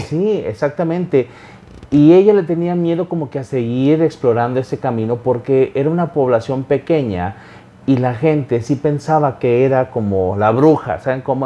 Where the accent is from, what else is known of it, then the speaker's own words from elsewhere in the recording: Xalapa, Veracruz, Mexico; yo nací en Veracruz, en un lugar llamado Jalapa